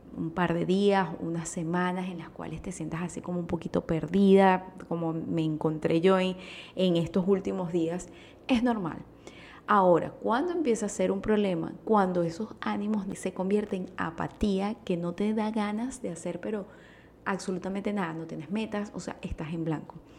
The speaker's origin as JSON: {"language": "Spanish", "country": "Venezuela", "said": "utilizo esos términos venezolanos"}